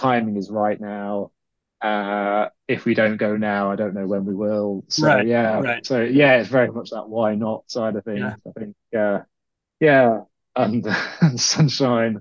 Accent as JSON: {"language": "English", "country": "United Kingdom", "also_born_or_lived": "Ireland", "said": "being British"}